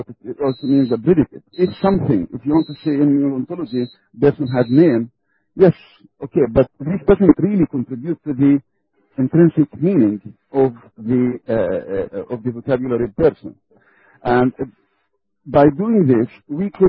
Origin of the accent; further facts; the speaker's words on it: Belgium; I'm from Belgium